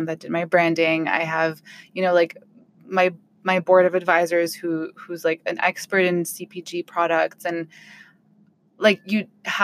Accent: Ottawa, Ontario, Canada; I'm from Ottawa

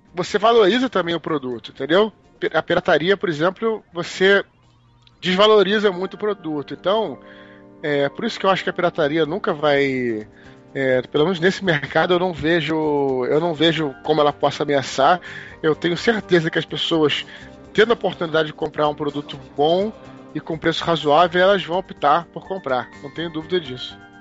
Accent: Brazil; also born or lived in United States; sou brasileiro

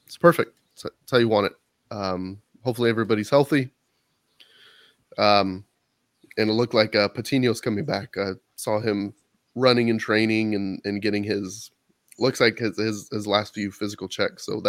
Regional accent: Texas, United States; as a Texan

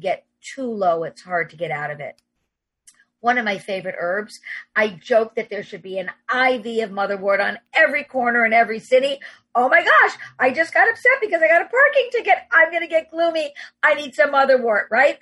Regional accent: New York City, New York, United States; I'm a New Yorker

